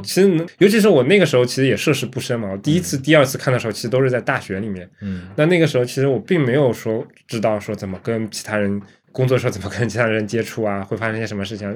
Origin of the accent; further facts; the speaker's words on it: Shanghai, China; 我们上海人